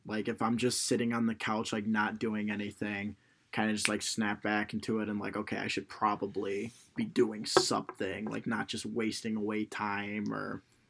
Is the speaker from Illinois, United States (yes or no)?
yes; Illinois, United States; I'm from Illinois